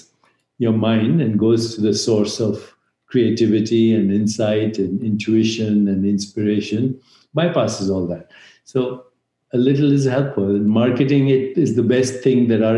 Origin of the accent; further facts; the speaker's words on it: India; moved away as an adult; now in United States; I grew up in India where there's a tradition of meditation going back thousands of years.